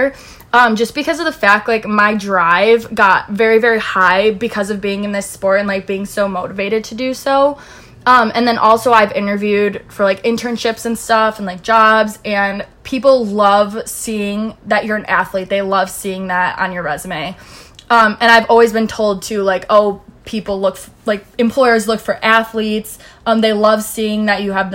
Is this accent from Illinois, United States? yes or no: yes; Chicago, Illinois, United States; I'm from Chicago